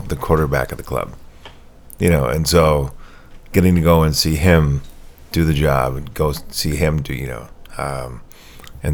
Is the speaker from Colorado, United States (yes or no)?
no; Cassville, Wisconsin, United States; moved away; my hometown of Cassville